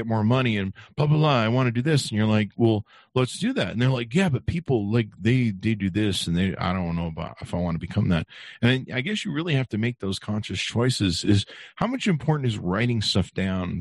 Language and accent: English; Beverly Hills, California, United States; we grew up in Beverly Hills